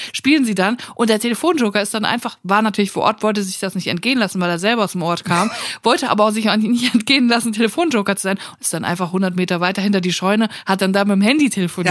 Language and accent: German; Germany; Ich bin Deutsche